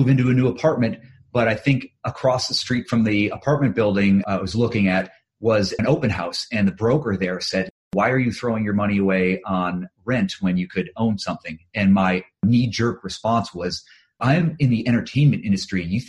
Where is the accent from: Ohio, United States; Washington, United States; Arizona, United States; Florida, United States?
Ohio, United States; moved away as an adult; also born or lived in Cleveland; now in Los Angeles, United States; I'm originally from Ohio